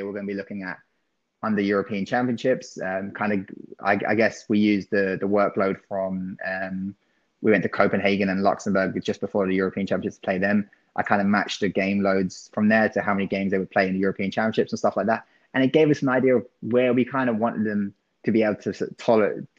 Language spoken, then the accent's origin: English; England, United Kingdom; being English